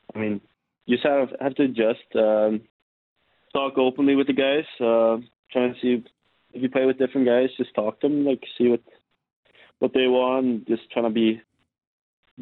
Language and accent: English; Sweden; moved away as an adult; now in Calgary, Canada; From my hometown in Sweden, it is kind of a similar weather